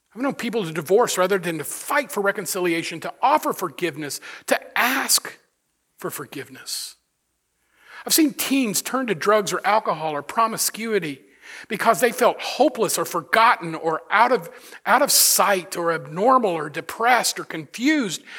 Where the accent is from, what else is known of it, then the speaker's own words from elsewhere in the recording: United States; I am grateful to have been born in this country of, of, of just amazing opportunity